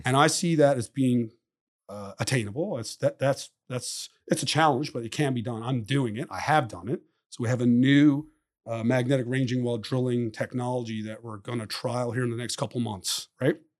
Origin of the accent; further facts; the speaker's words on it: Newfoundland and Labrador, Canada; moved away as an adult; also born or lived in Western Canada; my hometown